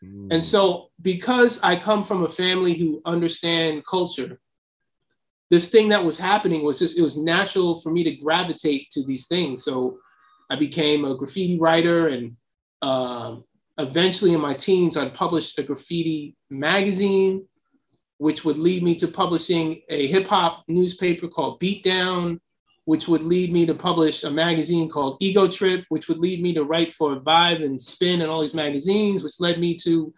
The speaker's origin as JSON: {"language": "English", "town": "Silver Spring", "region": "Maryland", "country": "United States", "tie": "born or raised there", "also_born_or_lived": "Queens", "moved": "yes", "said": "Well, I grew up initially in Silver Spring, Maryland. You know, my father was a filmmaker and he taught at Howard University. And my parents split up, so we moved to Queens in 1977."}